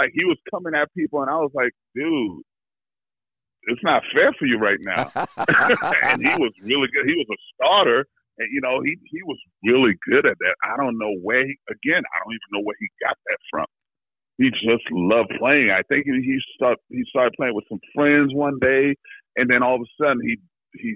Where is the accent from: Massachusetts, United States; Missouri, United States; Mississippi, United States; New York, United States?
New York, United States; New York City; also born or lived in Haiti / Virginia / Seattle; I grew up in Harlem, New York.